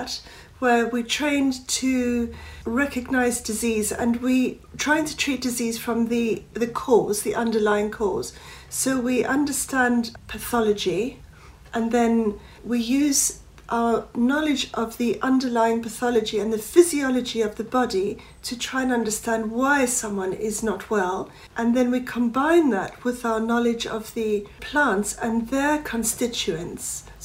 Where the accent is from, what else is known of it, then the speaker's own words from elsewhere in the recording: South Africa; now in England; I was brought up in South Africa